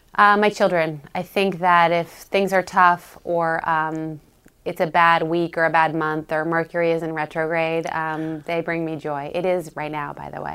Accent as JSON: {"language": "English", "region": "California", "country": "United States", "moved": "yes", "lives_now": "New York, United States", "said": "I'm from California."}